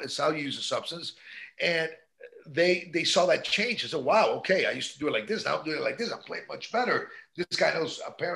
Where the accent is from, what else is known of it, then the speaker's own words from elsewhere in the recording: New York, United States; now in Miami, United States; My parents are Cuban. I was born in New York, but yeah, I'm a proud AB